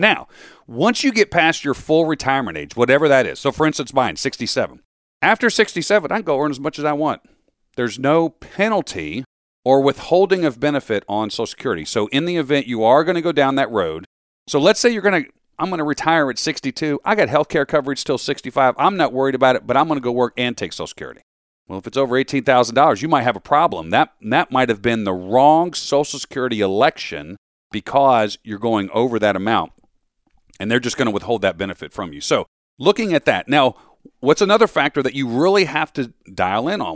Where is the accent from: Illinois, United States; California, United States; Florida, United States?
Florida, United States; also born or lived in Metro Philadelphia, Pennsylvania; now in Philadelphia, United States; I grew up down in Florida